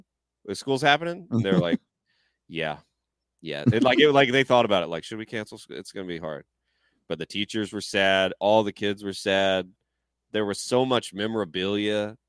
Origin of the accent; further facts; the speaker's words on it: the South, United States; especially growing up in the South